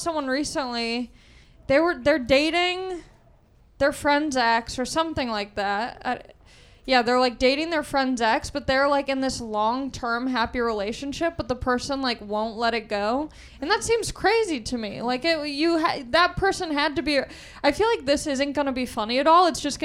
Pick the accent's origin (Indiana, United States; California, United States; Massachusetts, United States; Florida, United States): California, United States; Southern; I grew up in Southern California